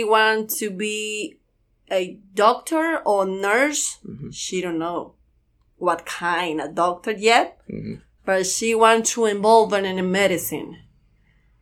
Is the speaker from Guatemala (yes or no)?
yes; Santa Rosa, Guatemala; English is a second language; moved away as an adult; now in Louisville, United States; I'm from Santa Rosa, Guatemala